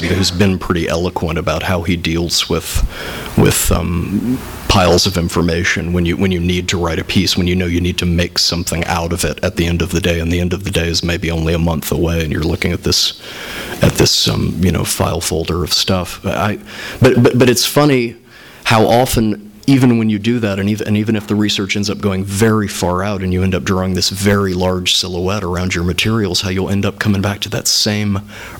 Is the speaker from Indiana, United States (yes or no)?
yes; Indiana, United States; growing up in Indiana